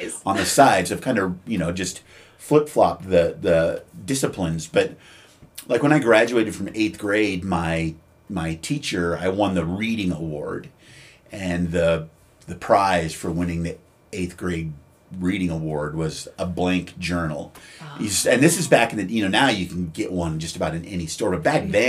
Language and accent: English; Frenchtown, Montana, United States; I grew up in Frenchtown, which is, I don't know, maybe 15 miles west of Missoula